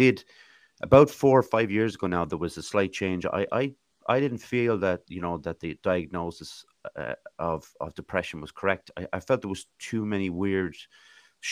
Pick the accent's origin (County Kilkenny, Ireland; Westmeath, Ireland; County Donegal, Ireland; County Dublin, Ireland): County Dublin, Ireland; Swords; moved away as an adult; also born or lived in Ballinasloe; now in Athlone, Ireland; I was born actually in Ballinasloe Hospital, but I grew up in Athlone until I was 8. And then I moved up to Swords, County Dublin, went to school there and actually moved back to Athlone when I was 18